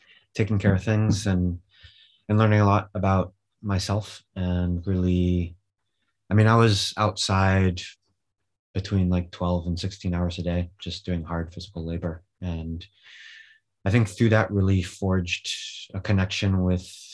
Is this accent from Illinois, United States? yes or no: no; California, United States; moved away as an adult; also born or lived in Alaska; now in Spain; I grew up in California.